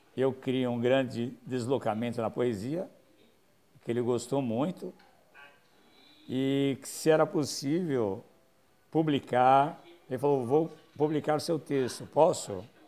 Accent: São Paulo, Brazil; memórias da Vila Ré, bairro onde eu nasci

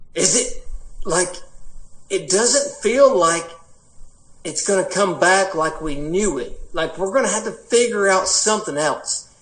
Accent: Appalachia, United States; accent: Appalachian; my Appalachian accent comes from the Scots Irish

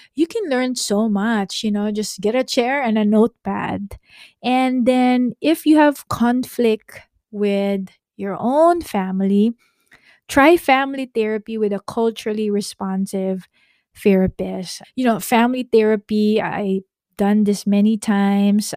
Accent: Philippines; now in California, United States; We're Filipino

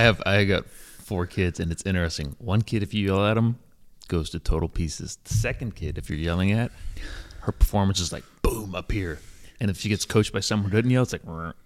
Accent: Johnson City, Tennessee, United States; moved away as an adult; also born or lived in North Carolina; my hometown, Johnson City, Tennessee

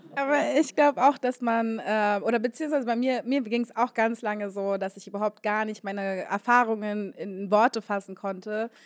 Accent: Berlin, Germany; Ich komme ursprünglich aus Ostberlin und bin dann in Moabit groß geworden

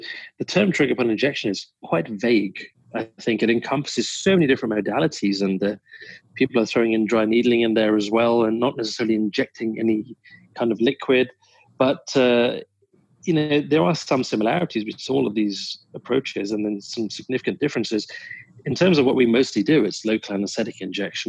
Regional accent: London, United Kingdom; moved away as an adult; also born or lived in Vancouver Island, Canada; now in Vancouver, Canada; Born and raised in London, England

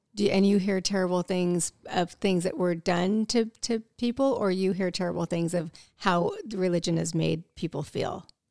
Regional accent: Midwest, United States; I grew up in the Midwest

